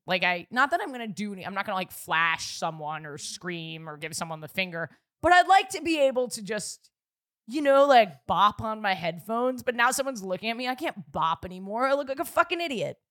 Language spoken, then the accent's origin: English; New York City, New York, United States; I grew up in New York City